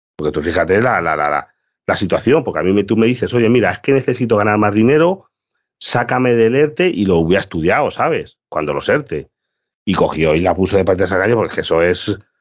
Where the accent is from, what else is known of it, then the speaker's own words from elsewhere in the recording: Galicia, Spain; soy gallego